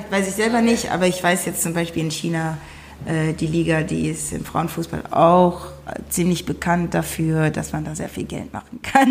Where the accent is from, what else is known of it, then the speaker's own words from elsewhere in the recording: Wuppertal, North Rhine-Westphalia, Germany; moved away as an adult; meine Wurzeln sind allerdings aus Ghana, ähm, bin aber in Deutschland geboren, in Wuppertal